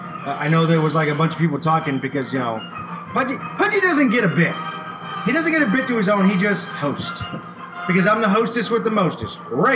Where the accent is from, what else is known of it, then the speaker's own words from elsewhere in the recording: Houston, Texas, United States; I was born here in Houston, Texas.